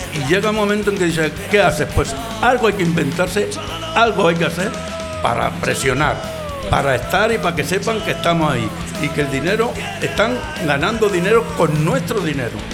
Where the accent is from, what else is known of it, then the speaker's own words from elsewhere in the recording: Montilla, Andalusia, Spain; now in Santa Coloma de Gramenet, Spain; Yo soy montillano, soy de un pueblo de Córdoba, soy de Montilla Vine aquí ya hace cincuenta y tantos años